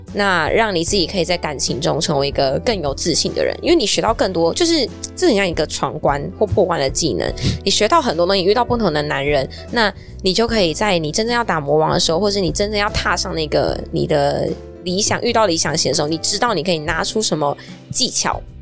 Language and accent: Chinese; Taichung, Taiwan; moved away as an adult; now in Taipei, Taiwan; 我是台中人嘛，然后我上来台北来念大学